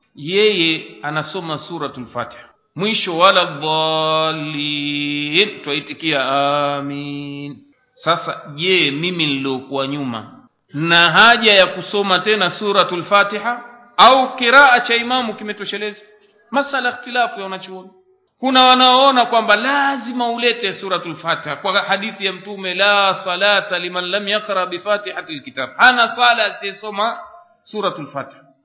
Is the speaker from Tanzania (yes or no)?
yes; Tanga, Tanga Region, Tanzania; kule kwetu Tanga